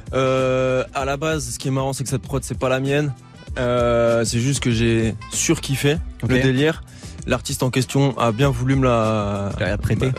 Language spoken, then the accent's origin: French; Brest, Brittany, France; je suis de Brest